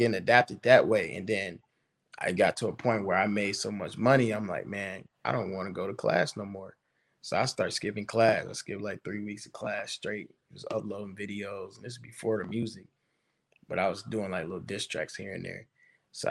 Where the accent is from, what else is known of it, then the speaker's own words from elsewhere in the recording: Pontiac, Michigan, United States; coming from Pontiac and being in such a messed up situation in life, it motivated me to be better